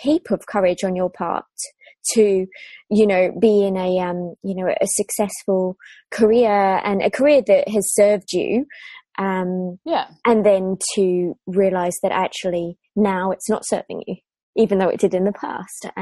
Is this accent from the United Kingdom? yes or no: yes; England, United Kingdom; now in Australia; I'm from England